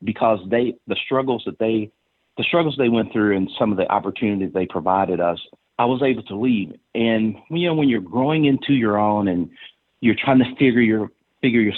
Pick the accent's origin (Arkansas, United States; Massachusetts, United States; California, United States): Arkansas, United States; Stuttgart; I grew up there and product of the public school system in Stuttgart